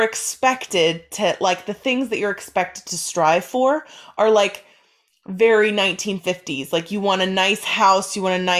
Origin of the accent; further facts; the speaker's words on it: Ohio, United States; moved away; We're both from Ohio. We're from different parts of Ohio, but we're both from Ohio